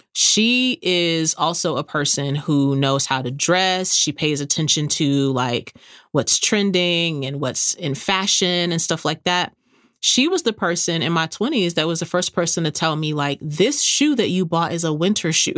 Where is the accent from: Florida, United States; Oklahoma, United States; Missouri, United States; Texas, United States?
Texas, United States; San Antonio; moved away; my hometown is San Antonio